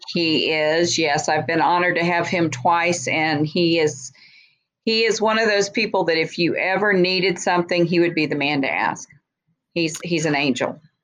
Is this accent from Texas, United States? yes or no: yes; Texas, United States; I was born and raised in Texas